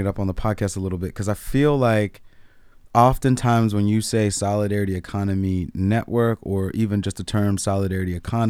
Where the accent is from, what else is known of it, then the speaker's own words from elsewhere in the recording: District of Columbia, United States; born there; For example, I was born outside of Chocolate City. This is DC.